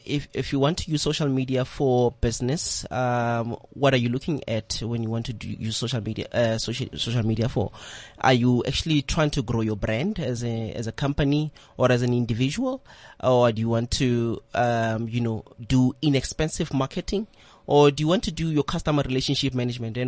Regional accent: Pretoria, Gauteng, South Africa; I'm from Soshanguve, a township called Soshanguve in Pretoria

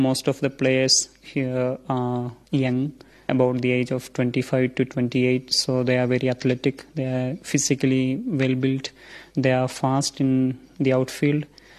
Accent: India; English is a second language; moved away as an adult; now in Rome, Italy; my homeland, India. Some teachers have told me that in my mother tongue there are Portuguese words used

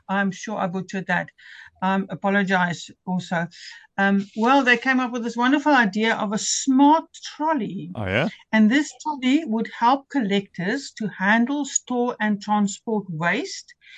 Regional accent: Stellenbosch, Western Cape, South Africa; moved away as an adult; also born or lived in Helderberg; I grew up in Stellenbosch

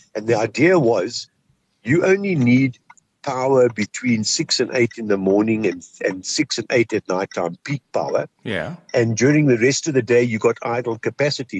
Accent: Kimberley, Northern Cape, South Africa; moved away; I'm from Kimberley.

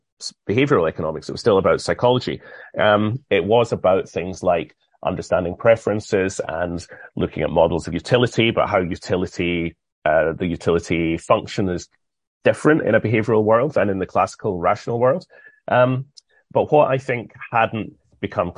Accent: United Kingdom; Being British

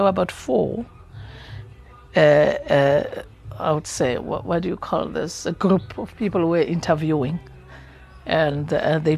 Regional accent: Free State, South Africa; I'm coming from Free State. I would see the mountains is full of beautiful flowers

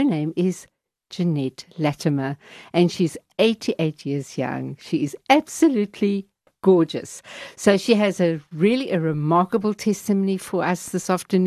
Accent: London, United Kingdom; We both come from East London, and we are good people

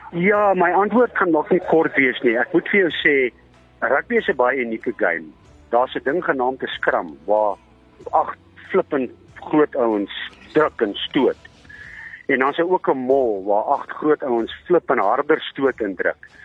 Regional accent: East Rand, Gauteng, South Africa; ek is van die Oosrand

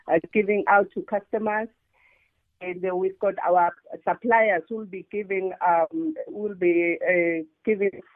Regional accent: South Africa; I was born and bred in Tlautlau

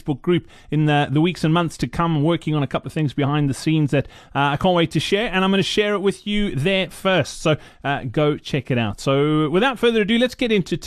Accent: South Africa; As a South African

